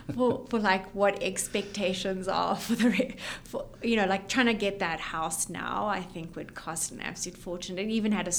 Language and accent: English; Bulawayo, Zimbabwe; also born or lived in London, United Kingdom / Miami, United States / New York, United States / San Francisco, United States; now in Lafayette, United States; I grew up in Zimbabwe in a smallish town called Bulawayo. And we have moved all over.